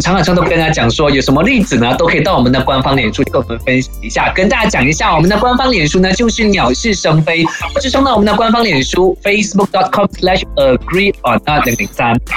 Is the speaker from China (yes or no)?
no; Malaysia; 我们马来西亚人